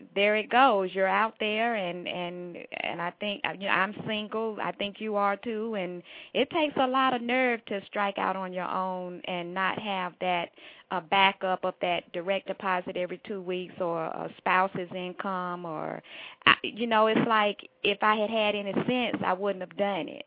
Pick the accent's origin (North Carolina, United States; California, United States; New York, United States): North Carolina, United States; Durham; moved away as an adult; now in Atlanta, United States; Durham, North Carolina is home. That's the accent. I live in Atlanta. I've been here since college for over 30 years